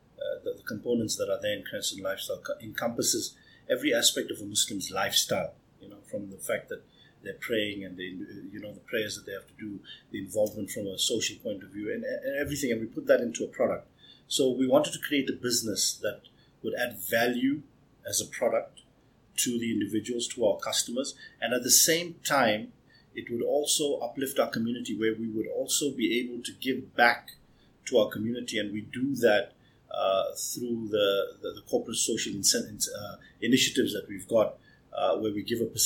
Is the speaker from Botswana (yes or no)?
yes; Botswana; moved away as an adult; also born or lived in Grahamstown, South Africa / Johannesburg, South Africa; now in South Africa; I'm originally from Botswana